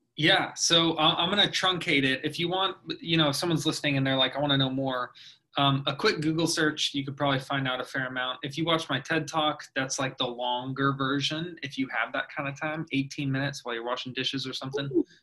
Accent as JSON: {"language": "English", "town": "Oldsmar", "region": "Florida", "country": "United States", "tie": "born or raised there", "also_born_or_lived": "Orlando / Los Angeles", "said": "I grew up in Oldsmar"}